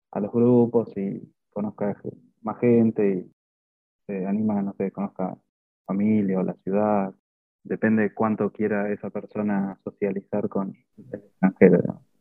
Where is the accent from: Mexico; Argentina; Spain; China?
Argentina; como Mario también soy de Argentina, de la UN, y estuve eh, de intercambio en Puebla hace unos años.